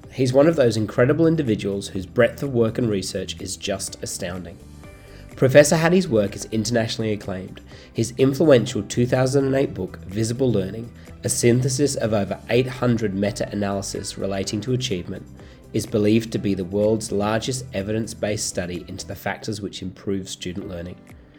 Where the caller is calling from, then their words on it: Sydney, New South Wales, Australia; Sydney is in lockdown, which is where I'm calling from.